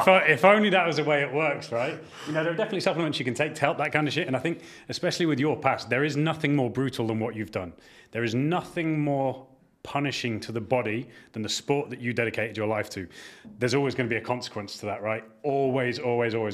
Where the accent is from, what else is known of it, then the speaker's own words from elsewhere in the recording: York, Devon, England, United Kingdom; I grew up in York the earlier years of my life, down to Devon in the, the kind of second half of my childhood